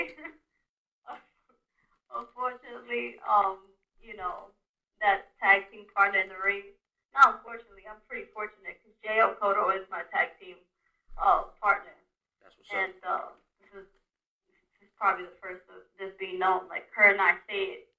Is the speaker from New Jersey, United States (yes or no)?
no; New York City, New York, United States; born and raised in the Bronx